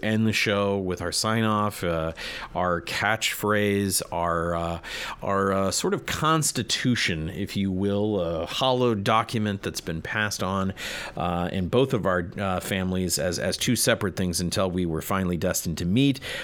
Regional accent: United States; I'm an American man

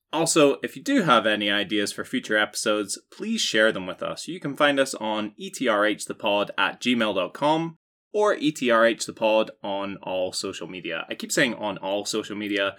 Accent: United Kingdom; as a Brit

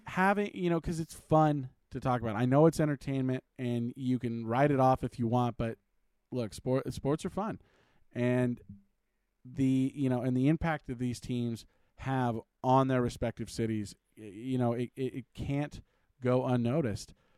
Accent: California, United States; moved away; I'm originally from California

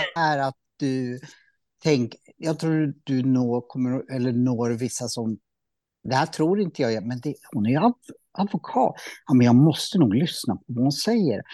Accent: Norrsundet, Gävleborg County, Sweden; jag är uppvuxen i Norrsundet

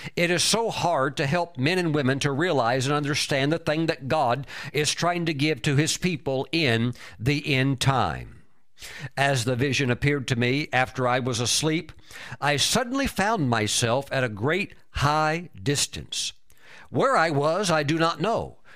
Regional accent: United States; I'm a world traveler, but I'm, I'm an American, and I'm very honored to be an American

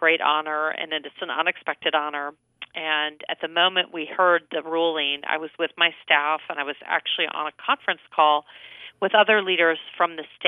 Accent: Rochester, New York, United States; now in Cincinnati, United States; I was raised in Rochester, New York

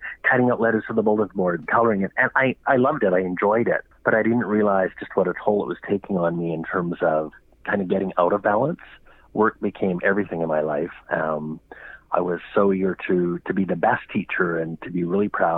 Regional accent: Alberta, Canada; Growing up in Alberta

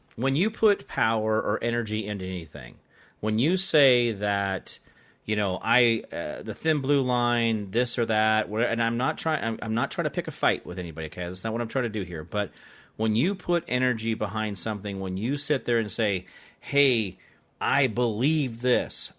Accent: Arizona, United States; I grew up in Arizona

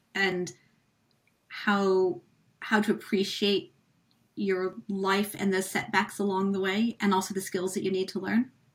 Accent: United States; moved away; being American, like I was over here when he was president.

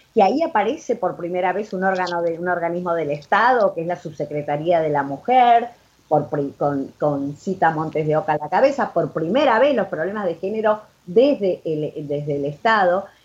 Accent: Argentina; moved away as an adult; also born or lived in Buenos Aires; yo no soy de Buenos Aires, por lo tanto mi familia me dijo, bueno, te tenés que volver a un pueblo de 500 habitantes

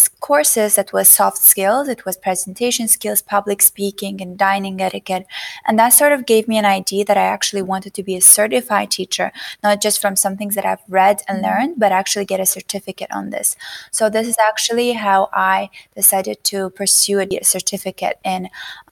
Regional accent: Azerbaijan; moved away as an adult; also born or lived in United States; I was born and raised in Azerbaijan

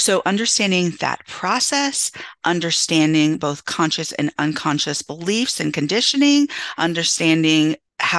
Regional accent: Santa Cruz, California, United States; And so, growing up in California, and people think, oh, it's diverse, it's diverse. And I grew up in a small beach town off the coast in Santa Cruz.

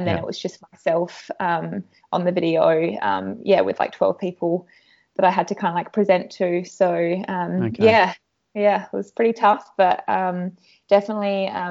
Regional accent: Australia; also born or lived in United States; being Australian

